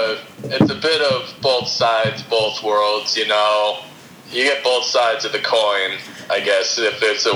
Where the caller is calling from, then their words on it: Carol Stream, Illinois, United States; Carroll Stream, Illinois.